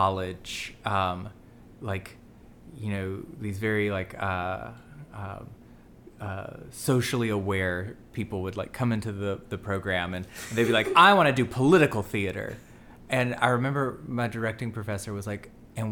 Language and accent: English; the South, United States; also born or lived in Birmingham, Alabama / Pittsburgh, Pennsylvania; we're both gay from the South